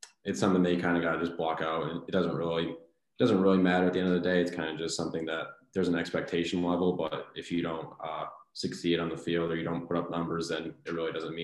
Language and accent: English; Watertown, Connecticut, United States; I grew up in Watertown, Connecticut, about 45 minutes from Fairfield